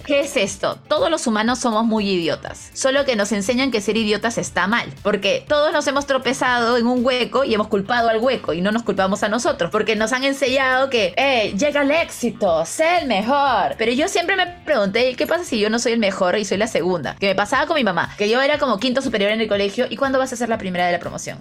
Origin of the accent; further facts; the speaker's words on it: Peru; now in Mexico; yo no soy de la sierra, pero sí le tengo mucho amor a mi patria. Y es más, soy la peruana que no parece peruana